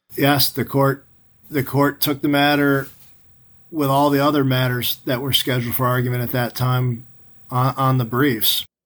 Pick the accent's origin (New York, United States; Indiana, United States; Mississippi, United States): New York, United States; as a kid growing up in New York